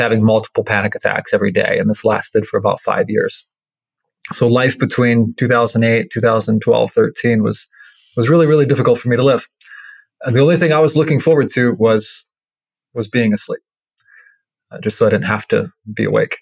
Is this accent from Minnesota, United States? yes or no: yes; Minnesota, United States; I grew up in Minnesota